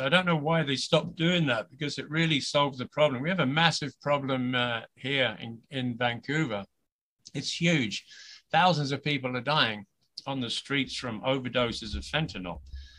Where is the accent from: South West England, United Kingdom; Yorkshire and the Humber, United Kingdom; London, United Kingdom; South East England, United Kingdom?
South East England, United Kingdom; Crawley; moved away as an adult; also born or lived in Brighton; now in Canada; I come from Crawley originally